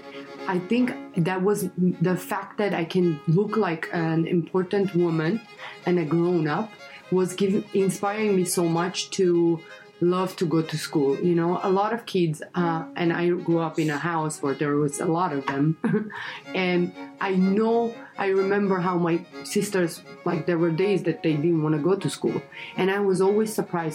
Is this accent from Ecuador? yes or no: no; Russia; moved away as an adult; also born or lived in Armenia; now in Los Angeles, United States; I was born in Armenia, raised in Russia.